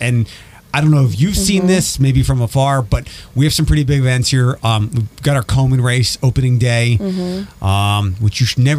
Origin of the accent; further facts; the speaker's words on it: Philadelphia, Pennsylvania, United States; also born or lived in Northwest Ohio; now in Ohio, United States; As a transplant, I'm originally from Philadelphia. I've spent a lot of my life here in the Midwest, though.